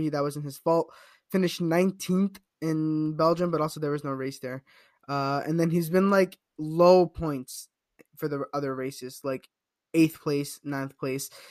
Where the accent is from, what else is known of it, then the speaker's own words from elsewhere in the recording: Toronto, Ontario, Canada; I'm from Toronto